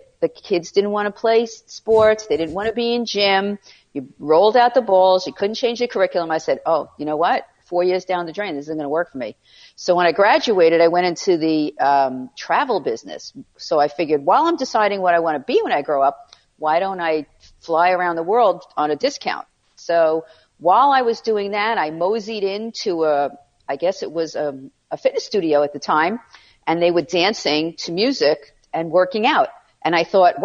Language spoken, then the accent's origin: English; New York City, New York, United States; accent: New York; now in Sagaponack, United States; I grew up in Far Rockaway